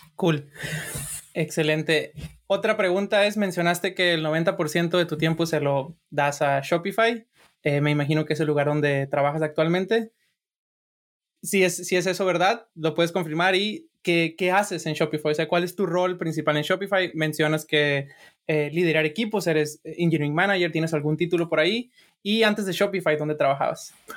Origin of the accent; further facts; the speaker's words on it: Sinaloa, Mexico; yo soy de Sinaloa